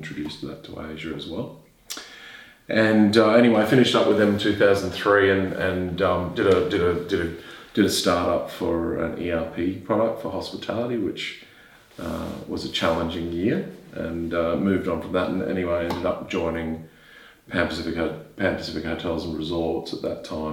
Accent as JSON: {"language": "English", "region": "Queensland", "country": "Australia", "said": "Queensland, my home state"}